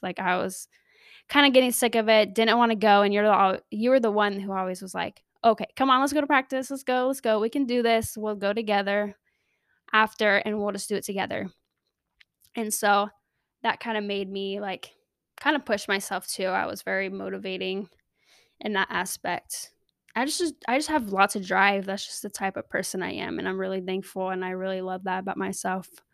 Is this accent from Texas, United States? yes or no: no; Riverside, California, United States; moved away as an adult; also born or lived in Salt Lake City, Utah; my parents moved down to California, Southern California, L A area, and I lived there ever since I moved out of the house at eighteen